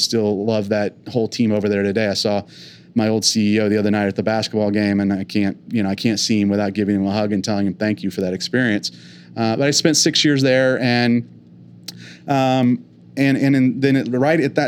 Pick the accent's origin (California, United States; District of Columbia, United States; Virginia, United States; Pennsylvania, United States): California, United States; East Bay outside of Oakland; now in Oklahoma, United States; I'm not originally from here. I grew up in the East Bay outside of Oakland